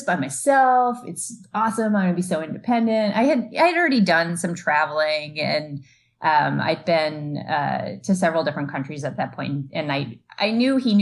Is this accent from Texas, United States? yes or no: no; Eastern Connecticut, United States; I grew up in Eastern Connecticut